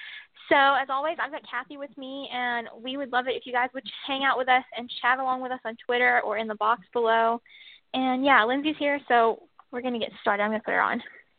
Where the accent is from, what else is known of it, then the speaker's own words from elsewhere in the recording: Alabama, United States; We're both from Alabama.